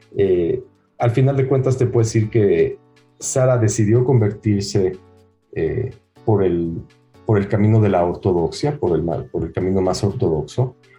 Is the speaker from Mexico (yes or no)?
yes; Mexico; moved away; also born or lived in United States / Israel; a mí me criaron en México en, un colegio hebreo 100% sionista, no religioso